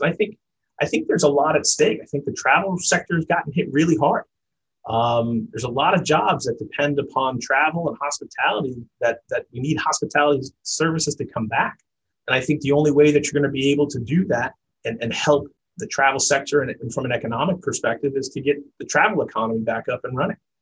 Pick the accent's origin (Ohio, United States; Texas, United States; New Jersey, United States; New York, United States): New York, United States; New York City; I grew up in New York City